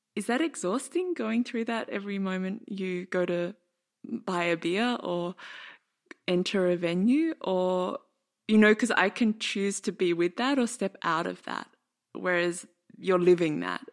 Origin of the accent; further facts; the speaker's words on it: Australia; now in Berlin, Germany; live in Berlin now and I'm from Australia